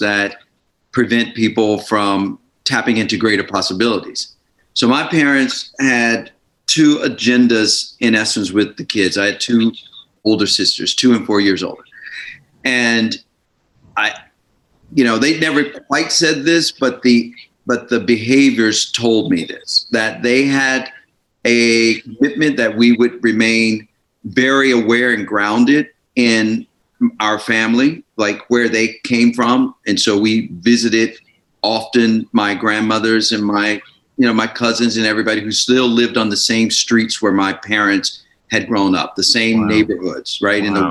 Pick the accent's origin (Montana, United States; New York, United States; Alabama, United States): Alabama, United States; Birmingham; now in Miami Beach, United States; I grew up in Birmingham, Alabama.